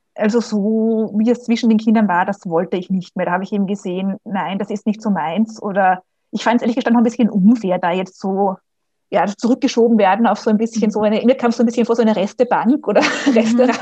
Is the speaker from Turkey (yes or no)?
no; Vienna, Austria; also born or lived in Germany / Switzerland; Ich bin aus Österreich, aus Wien, hört man vielleicht auch.